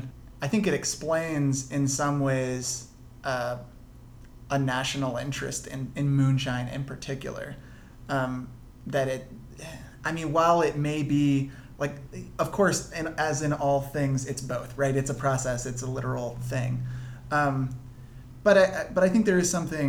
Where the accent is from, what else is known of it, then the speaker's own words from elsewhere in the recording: Huntsville, Alabama, United States; I grew up in Huntsville, so not that far north